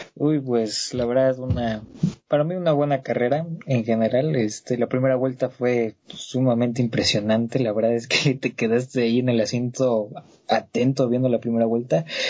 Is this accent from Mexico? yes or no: yes; Mexico; como mexicano